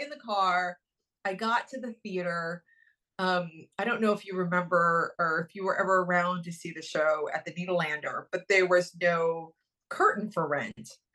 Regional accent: Dayton, Ohio, United States; moved away as an adult; also born or lived in New York; I grew up in Dayton, Ohio.

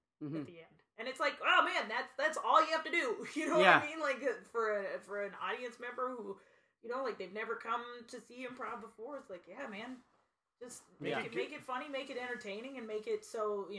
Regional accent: Canada; We're French Canadian, so we'll

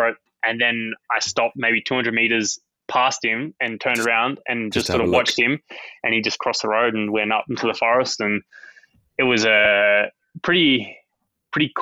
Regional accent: Bendigo, Victoria, Australia; also born or lived in Beechmont; where I grew up in Bendigo, Beachmont, before we moved to Bendigo, was kind of in a really big national park

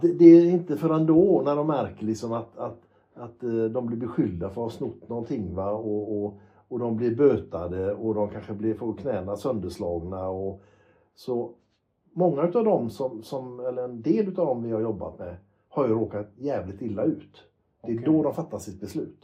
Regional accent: Gothenburg, Västra Götaland, Sweden; när jag växte upp i Göteborg

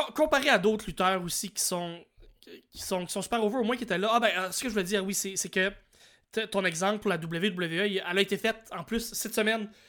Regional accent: New Brunswick, Canada; Je viens du Nouveau-Brunswick

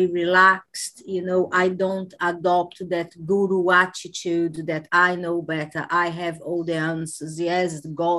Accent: Brazil; moved away as an adult; now in United Kingdom; I am originally from Brazil, but I have been living in the UK for the past 22 years.

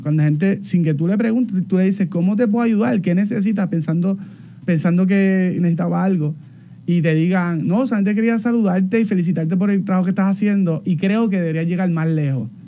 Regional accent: Barranquitas, Puerto Rico; Yo me crié en, Barranquita, en Palo Hincado

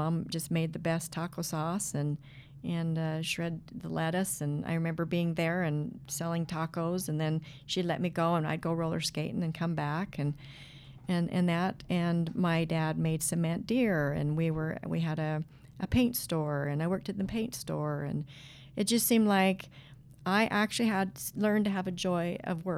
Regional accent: Idaho Falls, Idaho, United States; I grew up in Idaho Falls, out in the country

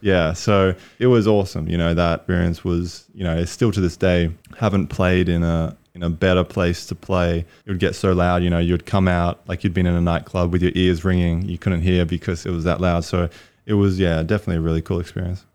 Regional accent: Brisbane, Queensland, Australia; moved away as an adult; also born or lived in New Mexico, United States; I'm from Australia, Brisbane, Australia. Grew up there

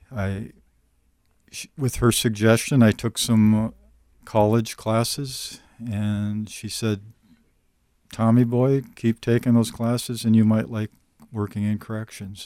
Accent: northern Minnesota, United States; I still live in northern Minnesota

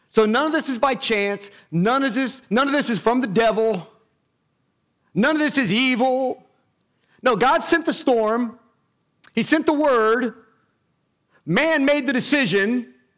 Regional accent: United States; us being American has nothing to do with our faith

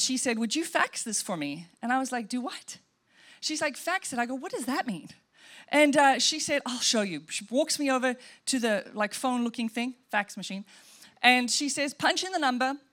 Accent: Welkom, Free State, South Africa; moved away; we grew up in South Africa, and we would drive from Welkom to Johannesburg to go see grandma

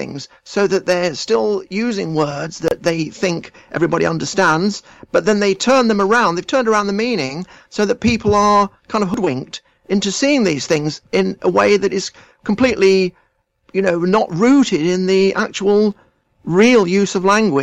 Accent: England, United Kingdom; I identify as English because I am English

